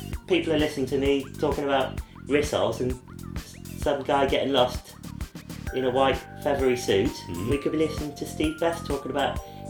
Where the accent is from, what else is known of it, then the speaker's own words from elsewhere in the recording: England, United Kingdom; I'm English.